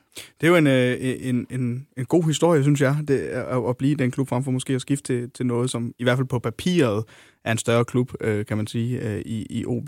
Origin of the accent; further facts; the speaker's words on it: Hjørring, North Denmark Region, Denmark; nu kommer jeg selv fra Jøring